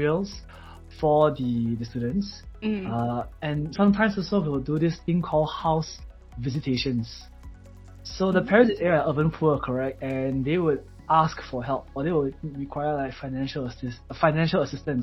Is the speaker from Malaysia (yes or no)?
yes; Malaysia; in Malaysia, we call a bicycle 脚车